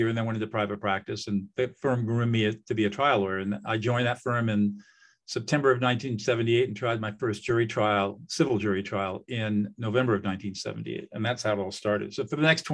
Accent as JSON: {"language": "English", "region": "Southern California", "country": "United States", "tie": "born or raised there", "said": "I grew up in Southern California in affluence."}